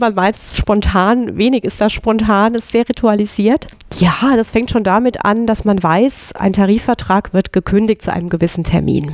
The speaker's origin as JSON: {"language": "German", "town": "Groß-Gerau", "region": "Hesse", "country": "Germany", "said": "ich komme aus, aus der Gegend, genau, aus Groß-Gero eigentlich."}